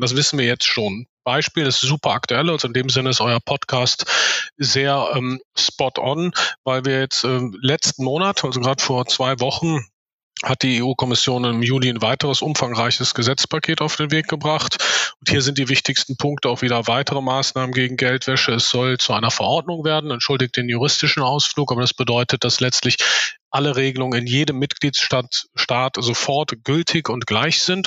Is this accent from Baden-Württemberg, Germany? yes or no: no; Cologne, North Rhine-Westphalia, Germany; komme hier aus Köln, wo auch die Firma sitzt